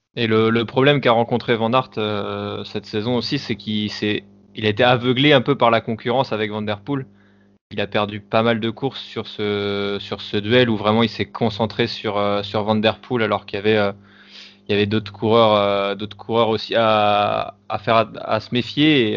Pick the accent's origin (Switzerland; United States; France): France; en tant que Français